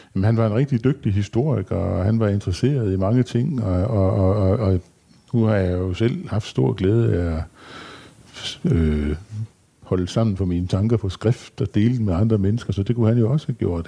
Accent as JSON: {"language": "Danish", "town": "Skærbæk", "region": "Southern Denmark", "country": "Denmark", "tie": "born or raised there", "said": "i Skærbæk, hvor jeg kommer fra"}